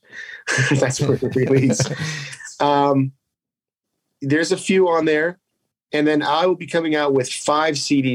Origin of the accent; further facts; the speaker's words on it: Youngstown, Ohio, United States; now in Las Vegas, United States; I grew up in Youngstown